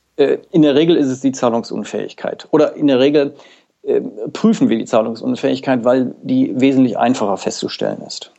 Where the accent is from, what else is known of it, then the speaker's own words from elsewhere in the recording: Mülheim an der Ruhr, North Rhine-Westphalia, Germany; meine Geburtsort ist Mülheim an der Ruhr